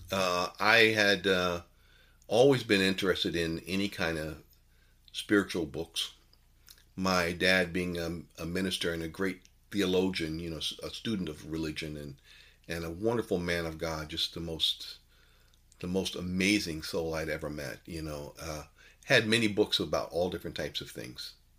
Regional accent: New York City, New York, United States; growing up in New York City, uh, from the age of eight

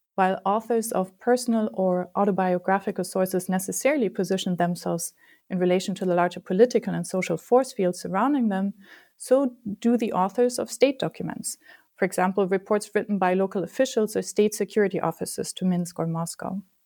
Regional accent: Germany; moved away as an adult; also born or lived in United States; I grew up in Germany

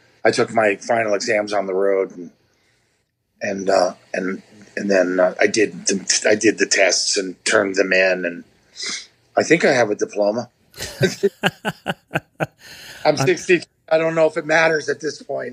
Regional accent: Westchester County, New York, United States; moved away as an adult; also born or lived in Manhattan; now in Woodstock, United States; I grew up in Westchester County, which is a suburb. It's the suburbs of New York

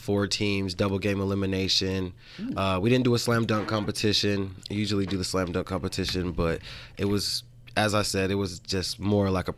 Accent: Salt Lake City, Utah, United States; We're all from Salt Lake

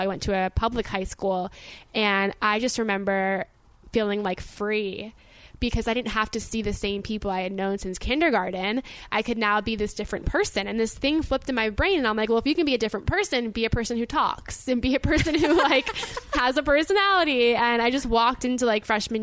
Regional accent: Boca Raton, Florida, United States; I am from Boca Raton, Florida, which you might recognize because it's a retirement home for most people's grandparents

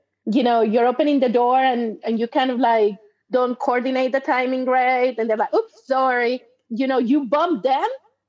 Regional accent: Mexico; moved away as an adult; also born or lived in Germany / United States / United Kingdom / Querétaro; now in Canada; So I was born and raised in Mexico. Then I lived in Germany for a year. I lived in the United States for 5 years. Then I moved to Canada. Then I moved to the UK, and I lived in the UK for 2.5 years, and then moved back to Canada.

